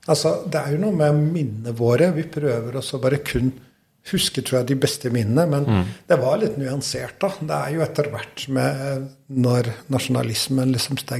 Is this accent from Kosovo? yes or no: yes; Kosovo; Norwegian is a second language; eh, nei, det er jo helt vanlig barndom